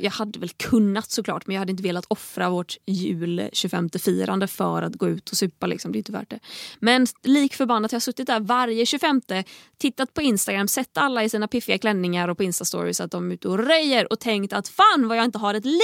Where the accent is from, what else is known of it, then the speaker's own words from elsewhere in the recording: Tahult, Västra Götaland, Sweden; now in Stockholm, Sweden; på juldagen då har jag oftast varit hemma i Tahult en vecka ungefär. Det är en vecka av att vara ute i skogen där det inte händer så värst mycket.